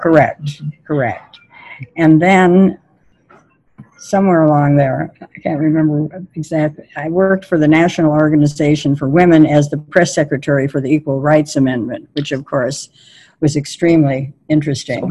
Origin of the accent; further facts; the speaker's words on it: Milwaukee, Wisconsin, United States; I grew up in Milwaukee during the Depression